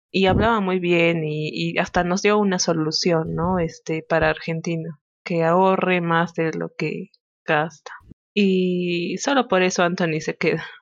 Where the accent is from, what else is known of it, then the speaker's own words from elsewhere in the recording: Peru; somos peruanos con orgullo